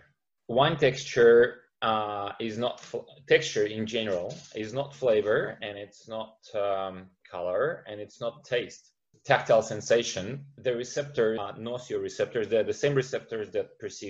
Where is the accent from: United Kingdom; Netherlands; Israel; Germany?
Israel; moved away as an adult; also born or lived in St. Petersburg, Russia; now in Australia; I was born in St. Petersburg in Russia and spent 20 years of my life in Israel.